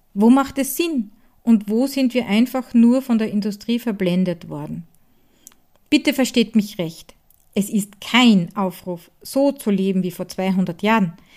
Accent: Hart bei Graz, Styria, Austria; von Die Handwerkstätte aus meiner Heimat in Hart bei Graz in der grünen Steiermark

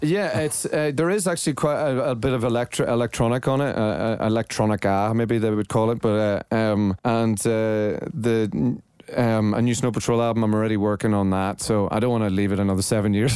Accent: Northern Ireland, United Kingdom; also born or lived in Los Angeles; I'm from Northern Ireland. It was a very closed society when I was growing up

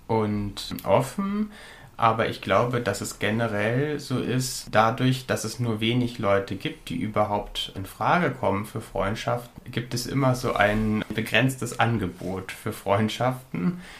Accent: Sprakensehl, Lower Saxony, Germany; meine Kindheit auf dem Dorf sehr glücklich war

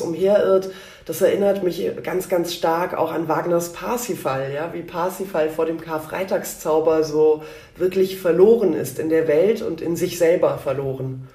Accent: Berlin, Germany; ich bin geboren in Berlin in einer ähm, sehr äh, gemischten Familie

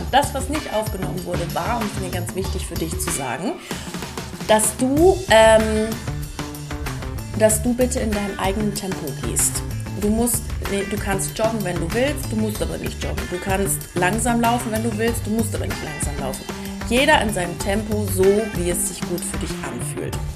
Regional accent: Lower Saxony, Germany; now in Munich, Germany; Ich komme ja ursprünglich aus Ostfriesland und ich bin überhaupt kein Landei.

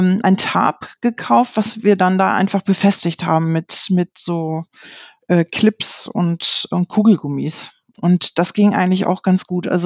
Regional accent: Lower Saxony, Germany; ich komme aus der Gegend von Osnabrück. Es ist noch nördliches Westfalen

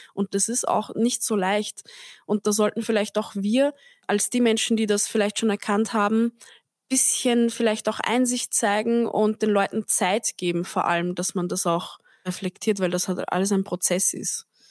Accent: Austria; now in Vienna, Austria; Aber ich bin am Land aufgewachsen, also wirklich so Dorf, Dorf

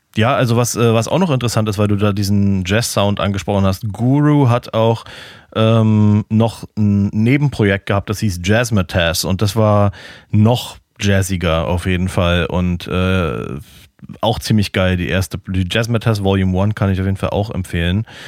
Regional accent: Berlin, Germany; moved away as an adult; now in Florida, United States; als Berliner

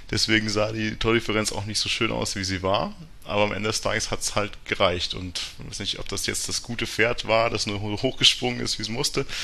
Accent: Ingolstadt, Bavaria, Germany; also man hört es wohl nicht so, dass ich aus dem Herzen Oberbayerns komme, aber ich komme aus Ingolstadt, bin 30 Jahre alt

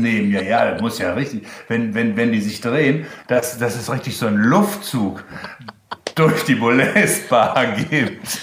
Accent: Germany; accent: German; mein deutscher Akzent

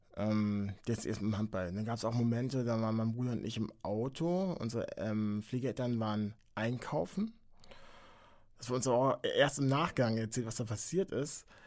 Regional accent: Henstedt-Ulzburg, Schleswig-Holstein, Germany; bin in der Nähe von Hamburg geboren

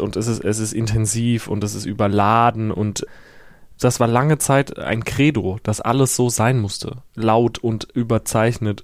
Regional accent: Herxheim, Rhineland-Palatinate, Germany; now in Berlin, Germany; Ich komme aus Herxheim äh, bei Landau in der Pfalz und da ist der Bahnhof äh, seit den frühen 90ern stillgelegt

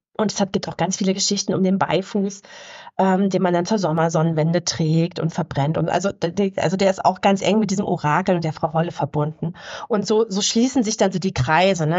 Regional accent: Havelland, Brandenburg, Germany; im Havelland, wo ich herkomme

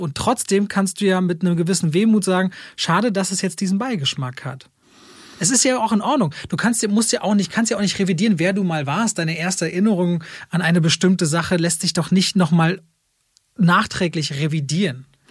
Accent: Berlin, Germany; Ich bin in Berlin-Friedrichshain aufgewachsen und groß geworden

